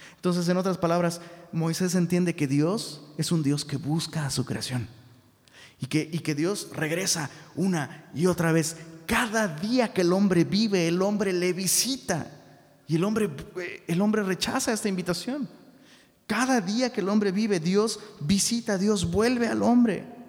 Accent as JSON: {"language": "Spanish", "town": "Taxco", "region": "Guerrero", "country": "Mexico", "tie": "born or raised there", "moved": "yes", "lives_now": "Monterrey, Mexico", "said": "en Tasco, de donde soy originario"}